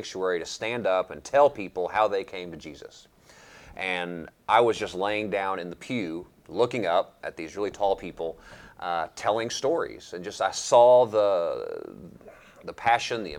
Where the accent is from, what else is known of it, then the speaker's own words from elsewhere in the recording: London, Kentucky, United States; I grew up in Laurel County